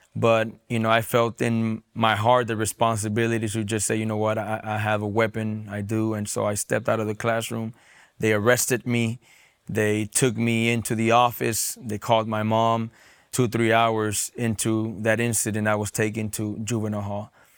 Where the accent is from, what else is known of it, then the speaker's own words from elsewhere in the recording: San Diego, California, United States; I was born and raised in San Diego, California